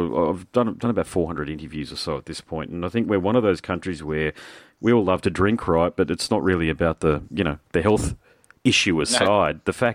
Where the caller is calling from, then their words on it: Gold Coast, Queensland, Australia; Just south of Brisbane, northern Gold Coast, in the cane fields.